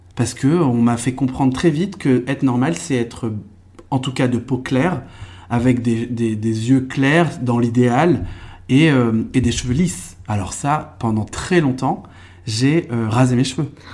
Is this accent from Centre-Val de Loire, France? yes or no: yes; Eure-et-Loir, Centre-Val de Loire, France; born or raised there; also born or lived in Trappes, Yvelines